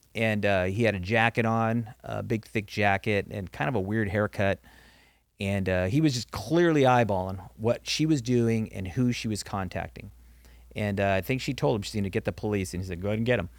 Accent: Norwalk, California, United States; I grew up in Norwalk, California

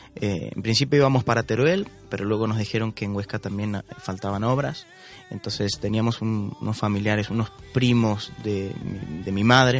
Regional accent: Argentina; como se dice en mi país, en Argentina

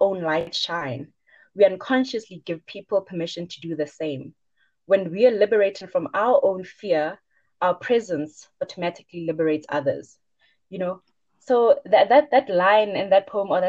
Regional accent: Bushbuckridge, Mpumalanga, South Africa; moved away as an adult; now in Johannesburg, South Africa; I'm originally from Bushbuck Ridge, and I'm currently a fourth year medical student at BITS.

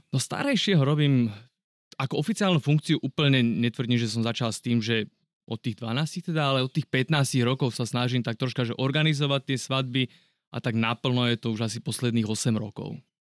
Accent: Trenčín, Trenčín Region, Slovakia; ja som z Trenčína

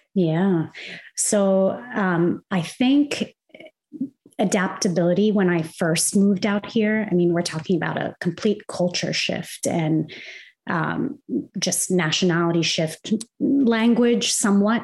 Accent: Kuwait; moved away as an adult; also born or lived in Arizona, United States / Indiana, United States; now in United States; I'm originally from Kuwait, which is in the Middle East. Uh, I was born and raised there, and I moved to the US to go to Arizona State University's interior design program

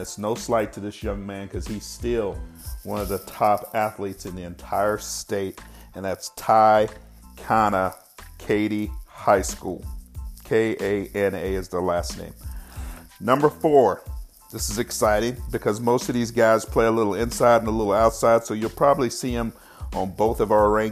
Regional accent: Texas, United States; out of my hometown. And this high school used to consistently beat me when I was in high school

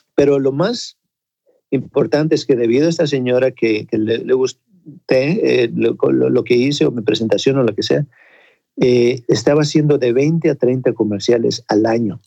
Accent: Ensenada, Baja California, Mexico; moved away; also born or lived in Acapulco / Mexico City; yo nací en Ensenada, pero eh, viajábamos, mi papá se cambiaba a Acapulco, en la hotelería, luego a la Ciudad de México, pero prácticamente en Ensenada crecí.

